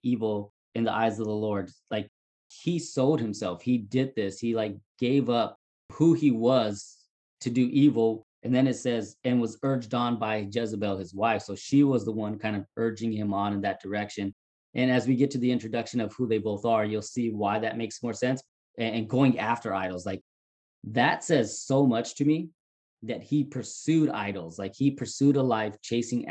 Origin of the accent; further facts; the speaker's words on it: California, United States; we're from California